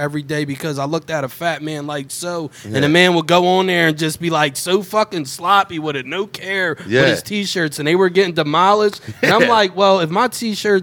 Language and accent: English; New Jersey, United States; also born or lived in Philadelphia; I grew up all around Jersey